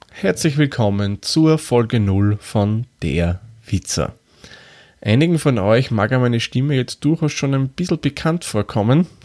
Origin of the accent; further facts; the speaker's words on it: Lower Austria, Austria; accent: Austrian; now in Vienna, Austria; Wie man vielleicht anhand von meiner Sprechweise erkennen kann, komme ich aus Österreich. Genauer gesagt wohne ich in Wien. Und wer es ganz genau wissen will, ich bin kein gebürtiger Wiener, komme eigentlich aus dem Waldviertel.